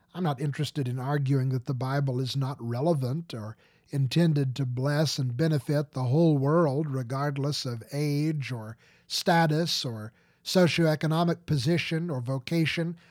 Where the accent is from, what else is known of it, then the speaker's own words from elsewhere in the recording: United States; I do not often find people who cannot read at all in my home country